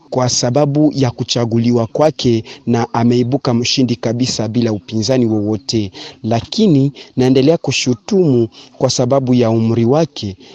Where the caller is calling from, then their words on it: Moba, Tanganyika, DR Congo; Napiga simu natokea maeneo ya Mtambala Sindano Aveni Kabuteke Moba DRC.